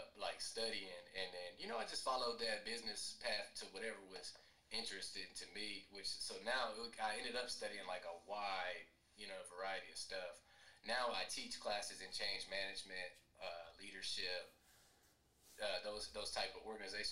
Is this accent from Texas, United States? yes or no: yes; Killeen, Texas, United States; my hometown, people already don't like Killeen.